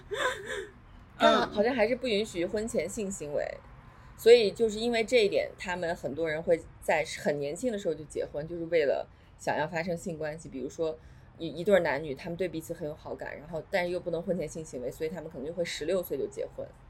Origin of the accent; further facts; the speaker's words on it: China; 咱们就是在红旗下长大大的的人人